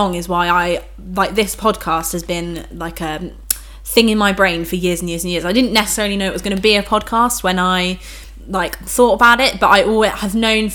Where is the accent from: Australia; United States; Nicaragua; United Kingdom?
United Kingdom; we're British